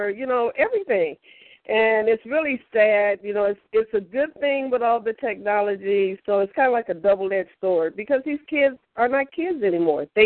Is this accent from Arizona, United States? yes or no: no; Georgia, United States; I'm actually from Georgia.